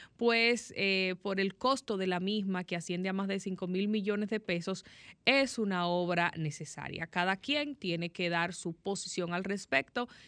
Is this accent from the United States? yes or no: no; Dominican Republic; yo como dominicana, como ciudadana